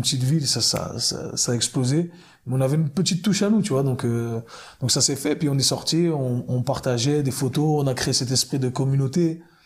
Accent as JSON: {"language": "French", "region": "Geneva", "country": "Switzerland", "also_born_or_lived": "New York, United States", "moved": "as an adult", "said": "Donc à la base, je suis de, de Genève. Je suis parti à, à, New York quand j'avais 19 ans. 19 ans, j'ai fait 20 ans là-bas."}